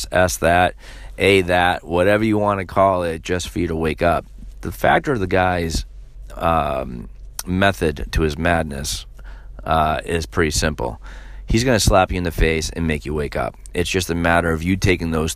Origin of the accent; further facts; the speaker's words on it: Massachusetts, United States; here in my home state of Massachusetts